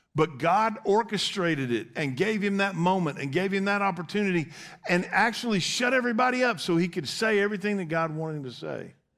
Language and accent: English; United States; as of an American citizen